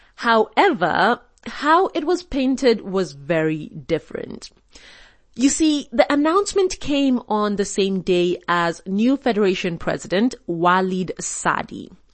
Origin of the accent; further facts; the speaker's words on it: Kenya; being Kenyan